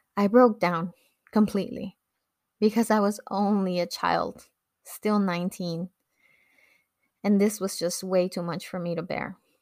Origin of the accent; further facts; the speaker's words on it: Los Angeles, California, United States; English is a second language; also born or lived in Mexico; As a young woman growing up in Echo Park, Los Angeles